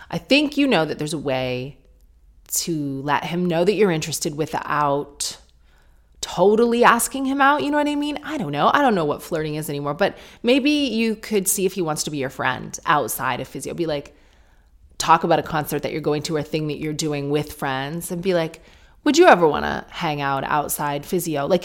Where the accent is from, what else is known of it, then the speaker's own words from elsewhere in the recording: France; now in London, United Kingdom; I am British, but I moved to London from France, where I grew up a decade ago, and it was the best decision I ever made.